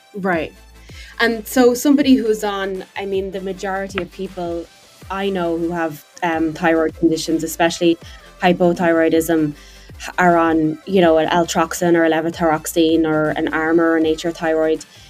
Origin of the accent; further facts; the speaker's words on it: Ireland; moved away as an adult; I'm Irish and um, I you know spent 24 years of my life in Ireland